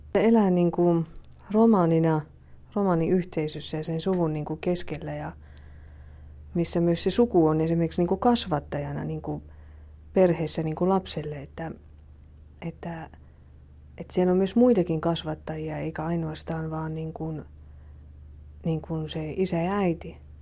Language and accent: Finnish; Finland; moved away; also born or lived in Sweden; me oltiin niin kuin niitä suomalaisia siellä sitten